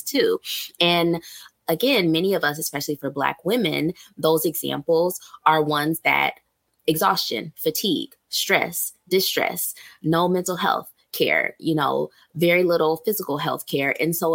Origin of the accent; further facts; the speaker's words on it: Ohio, United States; moved away; I'm from Ohio originally